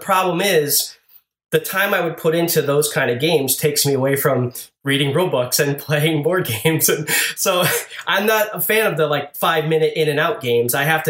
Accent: Hartford, Connecticut, United States; I'm originally from Hartford, Connecticut.

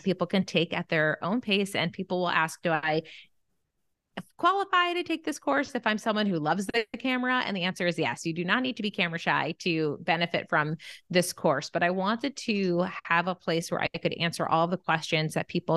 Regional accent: Bethlehem, Pennsylvania, United States; moved away as an adult; now in Los Angeles, United States; I grew up in Bethlehem, Pennsylvania

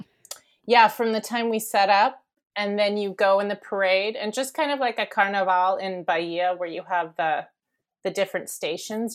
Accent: Bay Area, California, United States; also born or lived in Daly City, California; I grew up here in the Bay Area. So I was born in uh, Daly City and then grew up in the peninsula, which is near the airport.

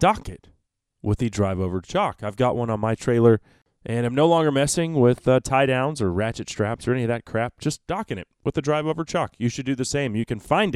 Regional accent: Dallas, Texas, United States; I grew up in Dallas, and I grew up outside every day

